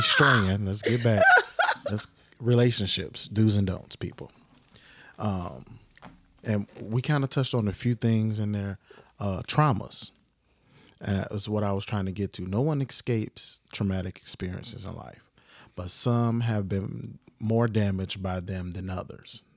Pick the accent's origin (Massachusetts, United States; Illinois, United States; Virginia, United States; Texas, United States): Illinois, United States; Chicago; I'm just a kid from the South Side